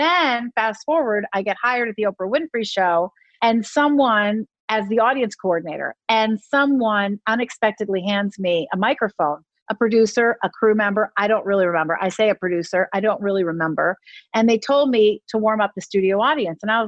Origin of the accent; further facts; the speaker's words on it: Philadelphia, Pennsylvania, United States; my hometown of Philadelphia